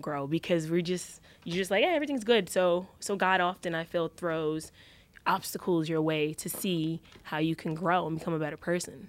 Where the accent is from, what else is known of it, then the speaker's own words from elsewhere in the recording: New York, United States; moved away as an adult; also born or lived in Los Angeles, United States; I always say I came from New York